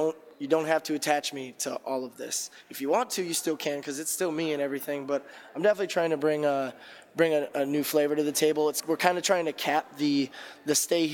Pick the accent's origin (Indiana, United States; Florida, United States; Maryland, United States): Indiana, United States; also born or lived in Chicago, Illinois; I'm from Indiana